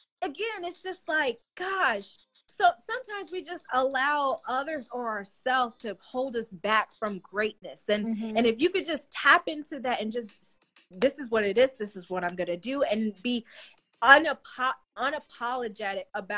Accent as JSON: {"language": "English", "region": "Colorado", "country": "United States", "moved": "yes", "said": "I'm originally from Colorado."}